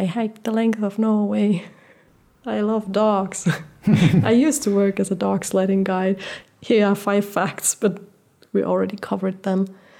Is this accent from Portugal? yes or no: yes; Portugal; Like, I was born in Portugal, and I lived my first 6 years without electricity and running water.